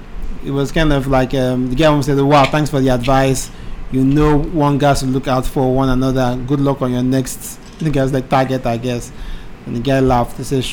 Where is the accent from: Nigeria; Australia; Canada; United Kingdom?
Nigeria; I'm also a Nigerian.